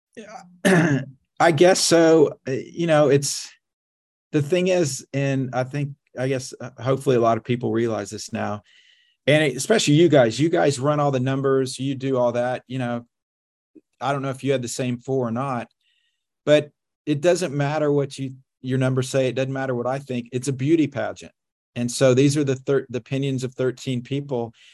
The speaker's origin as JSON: {"language": "English", "region": "Oklahoma", "country": "United States", "tie": "born or raised there", "said": "I grew up in Oklahoma, so I'm a steak and potatoes guy"}